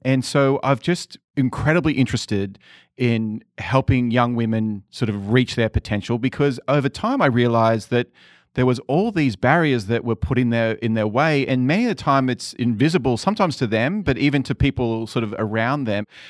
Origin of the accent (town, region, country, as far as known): Sydney, New South Wales, Australia; born or raised there; moved away